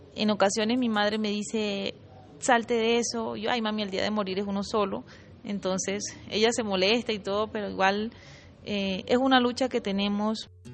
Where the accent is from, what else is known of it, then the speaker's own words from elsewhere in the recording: Pivijay, Magdalena, Colombia; un pueblo donde yo nací, yo crecí